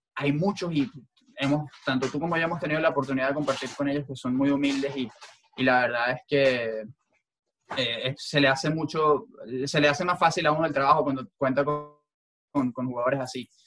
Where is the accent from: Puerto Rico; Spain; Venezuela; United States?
Venezuela; moved away; crecí en Venezuela escuchándolo en, en Venevisión